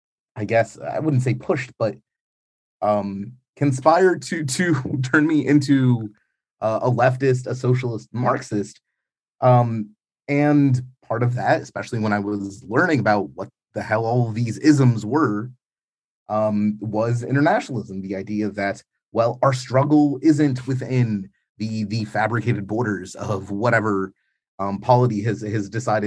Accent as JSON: {"language": "English", "region": "New York", "country": "United States", "tie": "born or raised there", "said": "Like, growing up in New York in the 90s, one of the core values I kind of absorbed"}